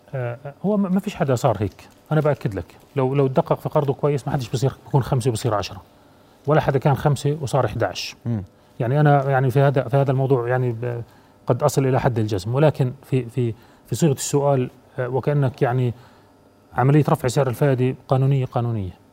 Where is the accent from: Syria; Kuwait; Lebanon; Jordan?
Jordan; أنا كمواطن أردني